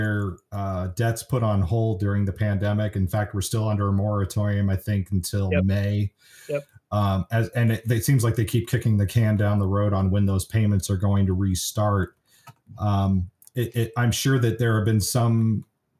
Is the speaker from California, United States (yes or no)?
yes; Bay Area, California, United States; now in Racine, United States; growing up in the Bay Area